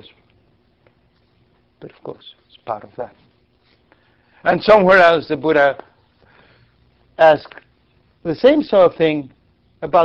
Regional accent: Argentina; moved away; I grew up in Argentina.

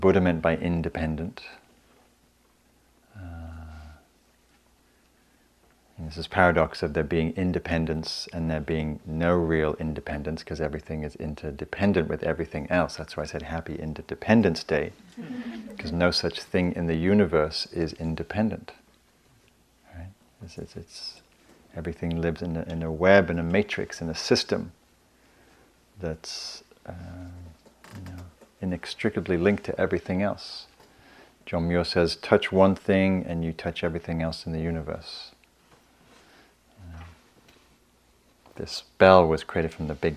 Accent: England, United Kingdom; now in United States; I'm English

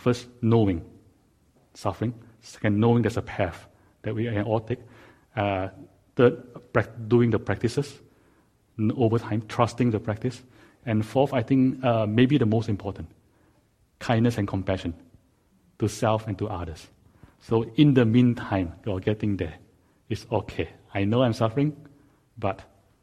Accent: Singapore; now in Silicon Valley, United States; I was growing up in Singapore

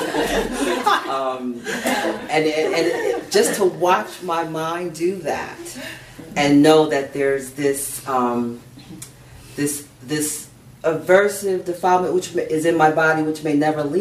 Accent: United States; growing up in the United States as a black woman who's bicultural

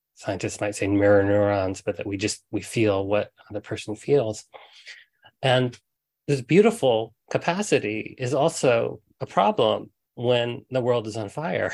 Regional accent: Huntsville, Alabama, United States; when I was a kid, um, I grew up in Huntsville, Alabama

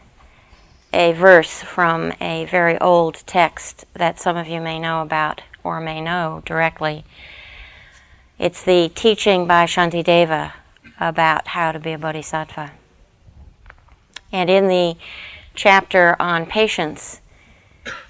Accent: United States; us as Americans

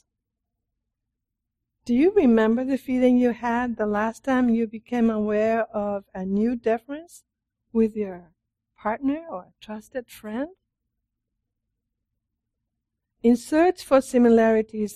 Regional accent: Japan; moved away; also born or lived in Italy; I'm from Japan

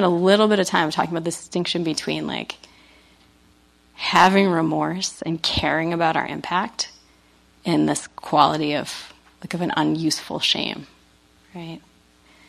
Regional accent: New England, United States; I'm from New England

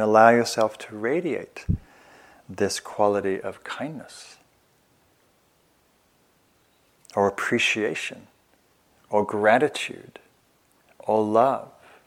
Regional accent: England, United Kingdom; moved away as an adult; now in United States; I'm from England

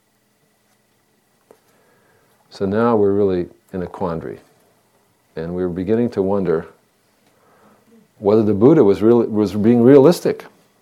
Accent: Northeast, United States; moved away; When I was a boy growing up in the Northeast, the summers would be hot

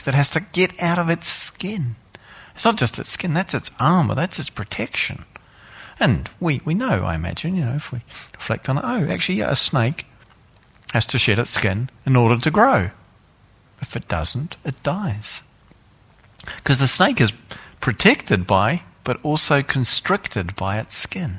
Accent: New Zealand; I come from New Zealand

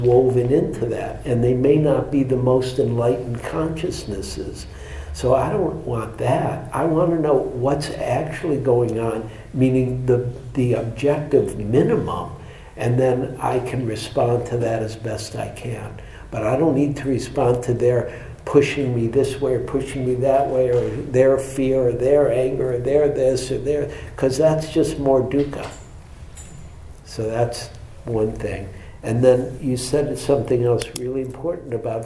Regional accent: Michigan, United States; I'm from Michigan

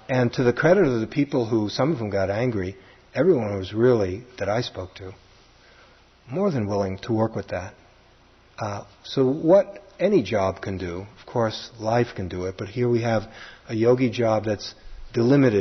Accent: New York City, New York, United States; accent: Brooklyn; my Brooklyn accent

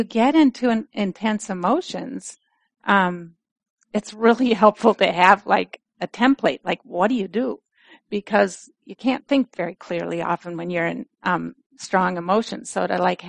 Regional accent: Minnesota, United States; accent: Minnesota; moved away; my Minnesota accent starts coming out more

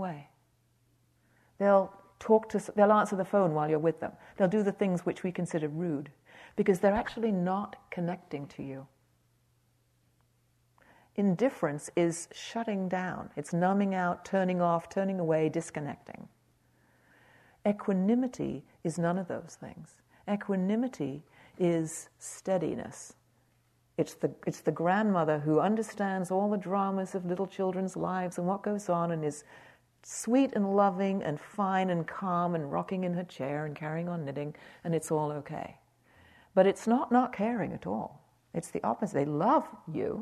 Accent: United Kingdom; I'm British

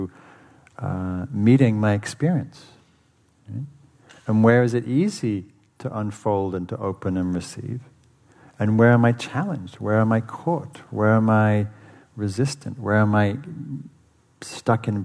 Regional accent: England, United Kingdom; moved away; I grew up in England

